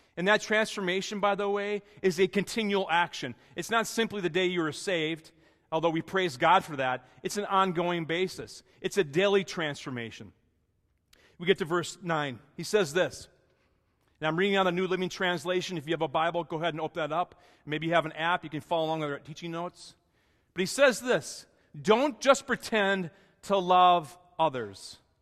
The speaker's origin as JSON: {"language": "English", "region": "Wisconsin", "country": "United States", "tie": "born or raised there", "moved": "yes", "said": "My best friend growing up in Wisconsin"}